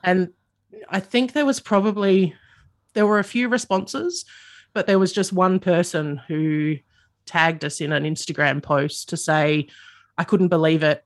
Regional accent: Adelaide, South Australia, Australia; I grew up in the suburbs of Adelaide.

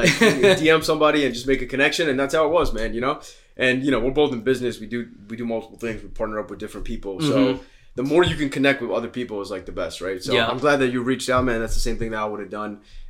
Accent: Piscataway, New Jersey, United States; also born or lived in Pennsylvania; I was born in the States in Pennsylvania. I moved to Jersey, in Piscataway. When I was like 6 years old.

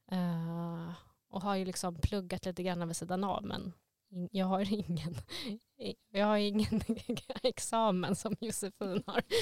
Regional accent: Stockholm, Stockholm County, Sweden; Jag kommer ju från Stockholm, som ni kanske hör.

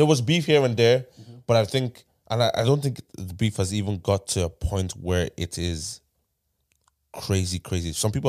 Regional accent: Dublin, Leinster, Ireland; I'm from Tyler.

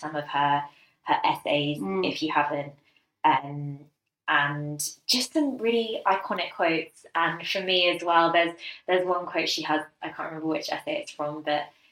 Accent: London, United Kingdom; we grew up in London

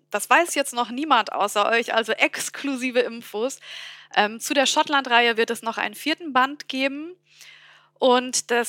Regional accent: Bavaria, Germany; accent: Bavarian; Ich bin ja gebürtige Fränkin, auch wenn man es nicht hört. Und äh, bin eben auch mit Bayerisch aufgewachsen.

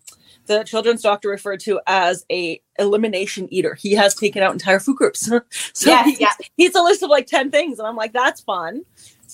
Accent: Pelee Island, Ontario, Canada; moved away as an adult; also born or lived in Germany / Waterloo, Ontario; I was born in Germany and then I grew up on Peely Island, which is the most southern point in Canada. And now I live in Waterloo, Ontario

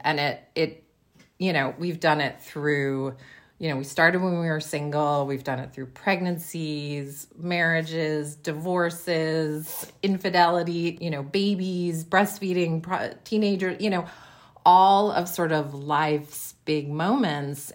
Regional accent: Western Massachusetts, United States; born or raised there; moved away as an adult; now in Seattle, United States

